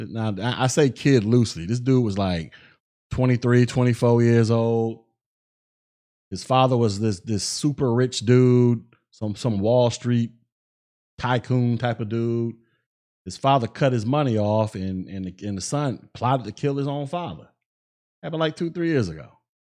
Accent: United States; glad I was born in America, baby. I'm proud to be an American.

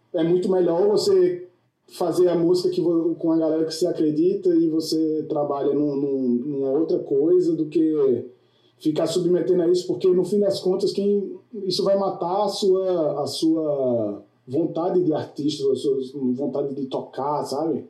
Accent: Brazil; now in United States; eu, como brasileiro, quando cheguei aqui

